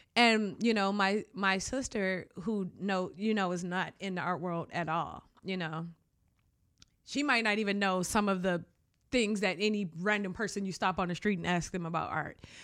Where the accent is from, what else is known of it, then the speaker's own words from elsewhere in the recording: Detroit, Michigan, United States; I grew up in Detroit